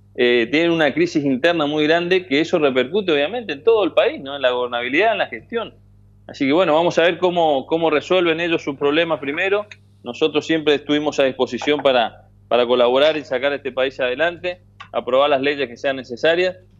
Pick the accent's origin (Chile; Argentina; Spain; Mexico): Argentina; mi país que es muy cambiante